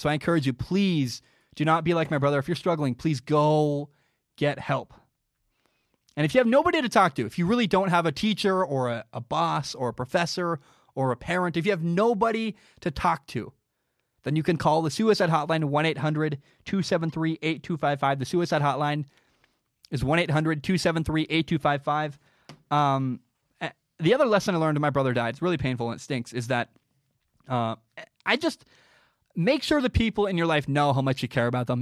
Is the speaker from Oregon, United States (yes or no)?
yes; Portland, Oregon, United States; I grew up in Portland, Oregon.